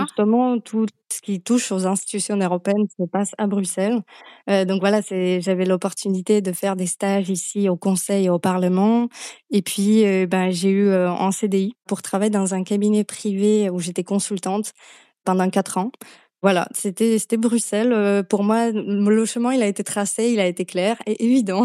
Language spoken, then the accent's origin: French; Slovakia; French is a second language; moved away as an adult; now in France; d'où vient cet accent, je viens de Slovaquie à la base